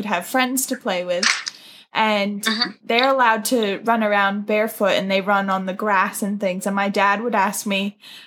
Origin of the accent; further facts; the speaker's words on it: New York, United States; also born or lived in New Zealand; now in Brisbane, Australia; I'm obviously originally from New York, the States, and my mom is Kiwi, British Kiwi.